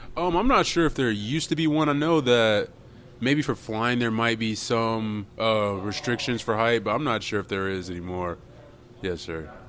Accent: Jacksonville, Florida, United States; moved away as an adult; I'm from uh, Jacksonville, Florida

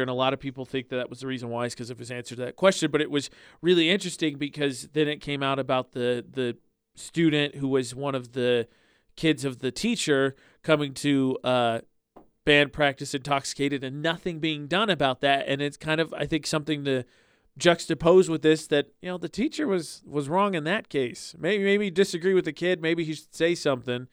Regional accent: Indiana, United States; moved away; my hometown in Indiana

